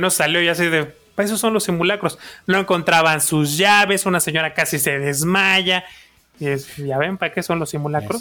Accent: Mexico; soy mexicano

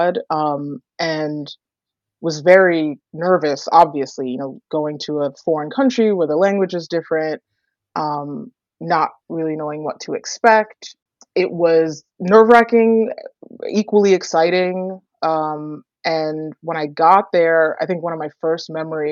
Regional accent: New York, United States; I am from New York, born and bred. My parents are from Jamaica

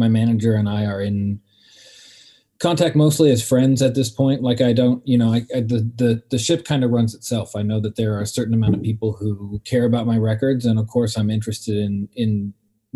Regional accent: Pacific Northwest, United States; growing up in the Pacific Northwest in the 90s

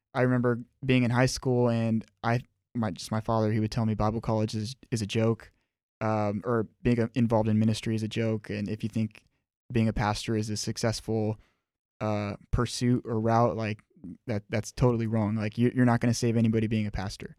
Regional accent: Miami, Florida, United States; I was born and raised in Miami, Florida

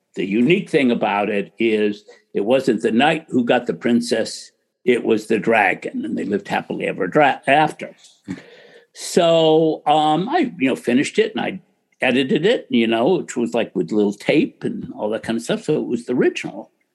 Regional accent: United States; I grew up in America in a little town.

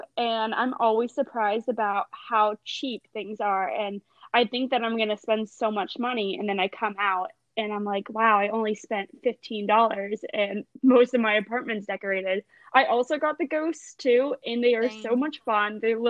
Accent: Florida, United States; moved away as an adult; now in Auburn, United States; I am a senior at Auburn, and I'm from Sandy Beach, Florida. I'm currently living in a townhouse with 2 other roommates

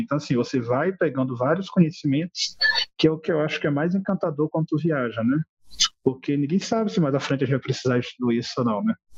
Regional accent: Olinda, Pernambuco, Brazil; moved away as an adult; also born or lived in Natal, Rio Grande do Norte; Sou de Olinda, Pernambuco, natural, mas com os meus 18, 19 anos eu comecei a trabalhar em Natal, no Rio Grande do Norte

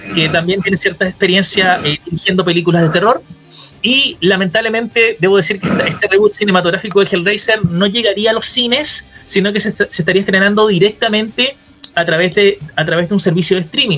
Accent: Chile; acá todos somos obviamente de Chile

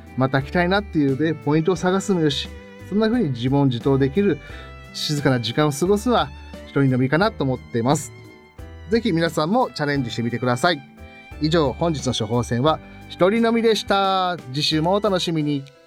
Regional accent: Gunma, Japan; 僕あの群馬県生まれ

